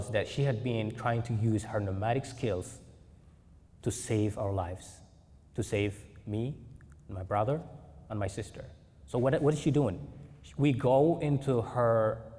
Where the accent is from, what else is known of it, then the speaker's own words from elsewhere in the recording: Mogadishu, Banaadir, Somalia; moved away as an adult; also born or lived in Kenya; now in Portland, United States; growing up in Mogadishu, I have spared a couple of chapters describing what childhood was like in Mogadishu